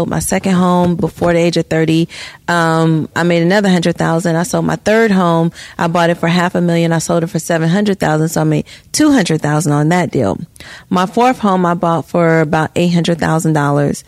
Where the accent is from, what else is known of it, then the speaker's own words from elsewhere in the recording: Gary, Indiana, United States; moved away; I was born in Gary